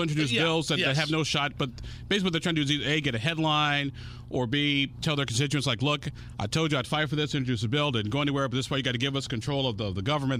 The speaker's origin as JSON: {"language": "English", "region": "Illinois", "country": "United States", "tie": "born or raised there", "moved": "yes", "said": "back home in my home state of Illinois"}